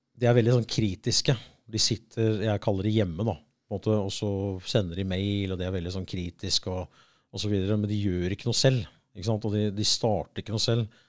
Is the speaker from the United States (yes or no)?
yes; United States; now in Norway; jeg vokste opp i USA